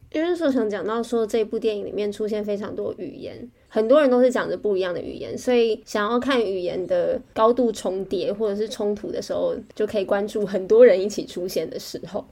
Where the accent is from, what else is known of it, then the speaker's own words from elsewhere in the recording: Taiwan; 因为我是台湾人